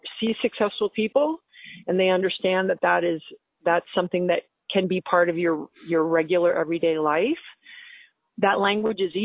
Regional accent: Long Island, New York, United States; also born or lived in U.S. Virgin Islands; I didn't grow up in fancy Long Island. I grew up like in Moore

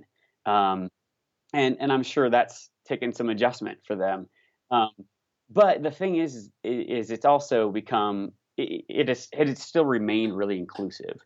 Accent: Indiana, United States; now in Colorado, United States; I'm originally from the Midwest, so disclaimer, I'm from Indiana and I love the Midwest. I've lived in Colorado for some time now

